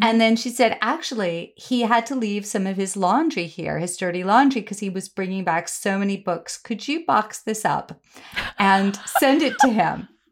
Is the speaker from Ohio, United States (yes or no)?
no; New York City, New York, United States; I grew up on the Upper West Side in the seventies